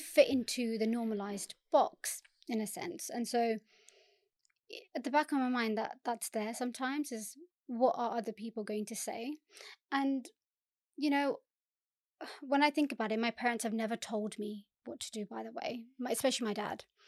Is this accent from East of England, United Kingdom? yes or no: no; Southall, London, United Kingdom; I born and bred in South Wall, um, and I think a lot of what I do now is because of living in South Wall